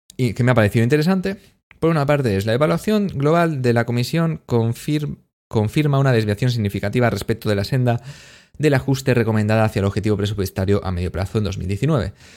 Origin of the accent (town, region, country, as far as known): Spain